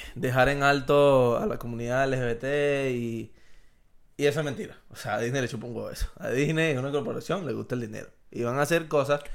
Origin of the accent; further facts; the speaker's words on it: Venezuela; número uno somos latinos y número dos somos venezolanos